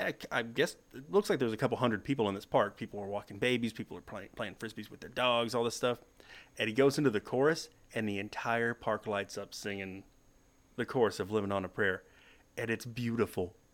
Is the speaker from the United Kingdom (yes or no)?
no; Texas, United States; It's home